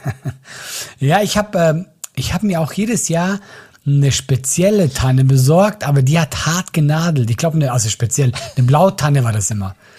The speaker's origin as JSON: {"language": "German", "country": "Switzerland"}